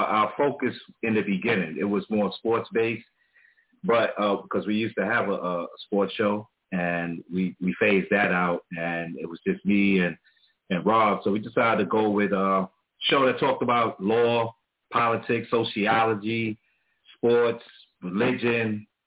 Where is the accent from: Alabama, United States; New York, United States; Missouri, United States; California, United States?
New York, United States; New York City; also born or lived in Brooklyn; I was born in Harlem, but I spent the early years in Harlem